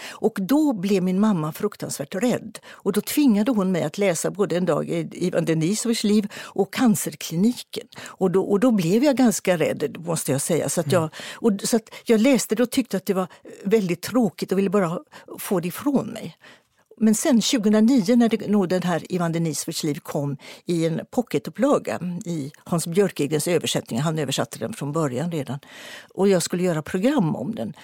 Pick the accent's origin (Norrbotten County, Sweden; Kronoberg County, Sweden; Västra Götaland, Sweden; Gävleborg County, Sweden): Västra Götaland, Sweden; Partille; utanför Partille där jag växte upp